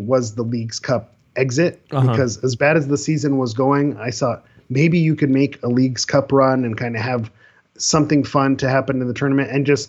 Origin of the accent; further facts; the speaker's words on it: Cerritos, California, United States; I'm a Cerritos native. That's my hometown. I know exactly where that is.